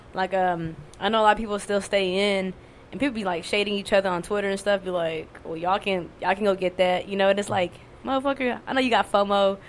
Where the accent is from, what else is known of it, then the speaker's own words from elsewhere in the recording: Laos; I'm Lao from Laos